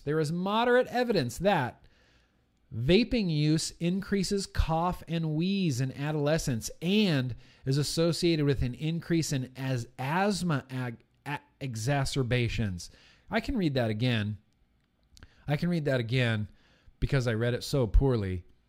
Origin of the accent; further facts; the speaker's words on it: California, United States; Native to California, born and raised in California